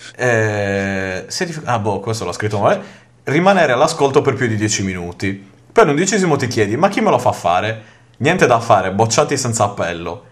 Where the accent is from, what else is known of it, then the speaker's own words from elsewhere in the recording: Sardinia, Italy; io non essendo giapponese ma abbastanza sardo